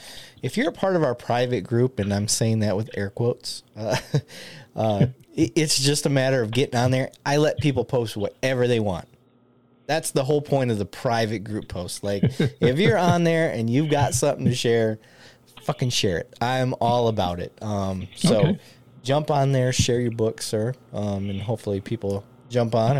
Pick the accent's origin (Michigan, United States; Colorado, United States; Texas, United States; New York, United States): Michigan, United States; Flint; now in Dallas-Fort Worth, United States; I grew up in Michigan that's surrounded by the Great Lakes